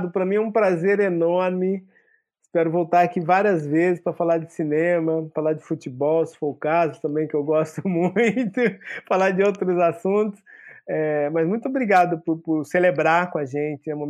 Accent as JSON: {"language": "Portuguese", "region": "São Paulo", "country": "Brazil", "said": "Eu, como bom paulistano, chamaria de Jefferson D."}